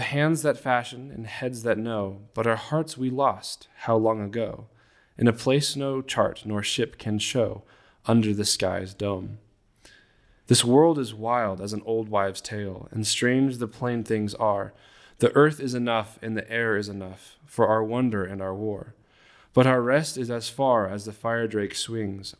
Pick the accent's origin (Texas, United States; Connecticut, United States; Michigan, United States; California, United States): California, United States; I'm originally from California.